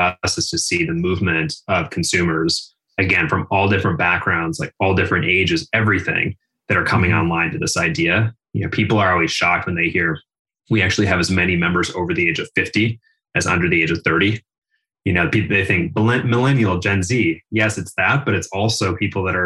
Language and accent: English; outside of Minneapolis, Minnesota, United States; So I grew up in the Midwest, outside of Minneapolis, Minnesota, middle class, middle America